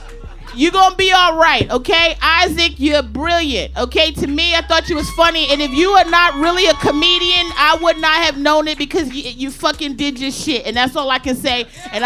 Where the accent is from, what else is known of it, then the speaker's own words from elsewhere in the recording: Maryland, United States; I'm from the DMV. I'm from Maryland.